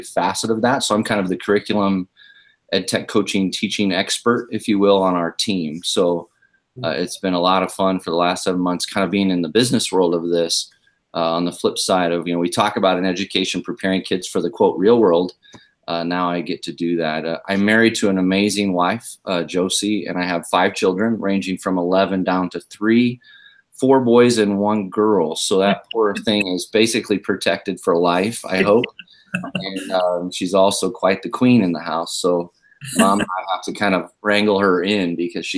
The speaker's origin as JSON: {"language": "English", "town": "Omaha", "region": "Nebraska", "country": "United States", "tie": "born or raised there", "also_born_or_lived": "Independence, Missouri", "said": "I was born and raised up in Omaha, Nebraska"}